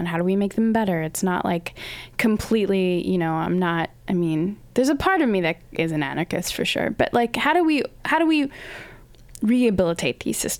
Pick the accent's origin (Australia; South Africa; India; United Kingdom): Australia; now in North America; But yeah, I grew up in Australia